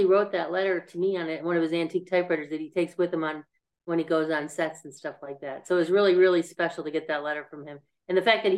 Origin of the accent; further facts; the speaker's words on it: Buffalo, New York, United States; moved away as an adult; I lived in Buffalo until I went away to college